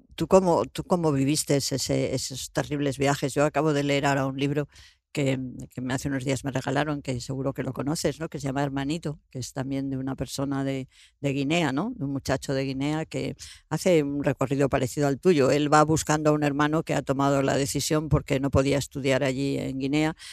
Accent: Madrid, Community of Madrid, Spain

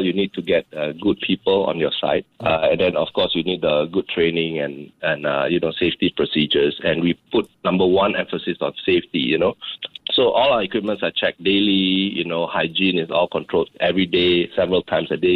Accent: Indonesia; now in Singapore; growing up in Indonesia at that time

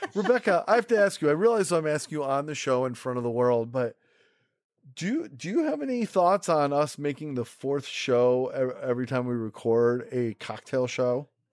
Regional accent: Rochester, New York, United States; also born or lived in Manhattan, New York; now in New York City, United States; I grew up in Rochester, New York.

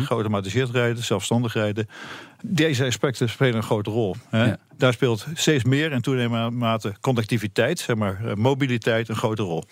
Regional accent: Netherlands; ik als Nederlander

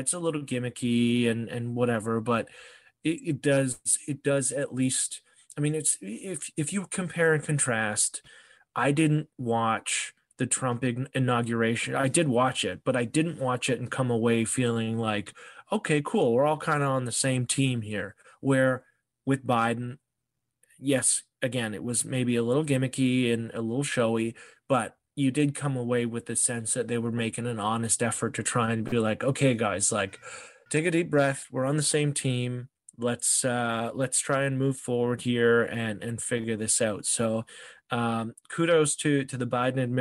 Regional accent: Canada; also born or lived in Toronto, Ontario; as a Canadian

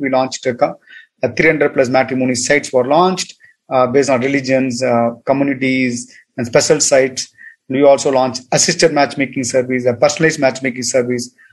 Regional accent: Tamil Nadu, India; moved away as an adult; also born or lived in United States; I'm from Tamil Nadu

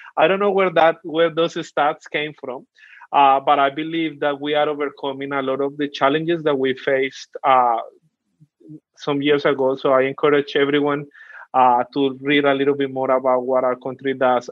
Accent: Colombia; accent: Colombian; first language Spanish; English is a second language; now in Australia; I'm Colombian all the way from South America. So I speak Spanish. Really proud of my accent

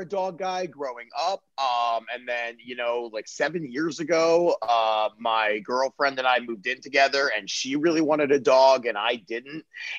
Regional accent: Baltimore, Maryland, United States; moved away as an adult; also born or lived in Pittsburgh; now in Los Angeles, United States; Grew up in Baltimore, stayed there till I was 19

